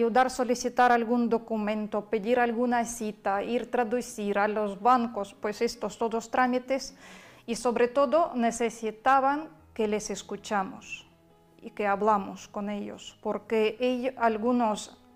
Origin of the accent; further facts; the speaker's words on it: Kherson, Kherson Oblast, Ukraine; Spanish is a second language; now in Spain; soy de ciudad de Gerson, donde bombardearon, no han dejado bombardear ni un día.